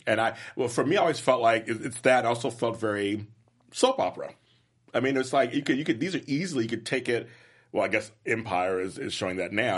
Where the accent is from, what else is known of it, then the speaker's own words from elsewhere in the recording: Inglewood, California, United States; also born or lived in Compton, California; I'm from Inglewood, and I'm from Compton, and I'm from, I'm from those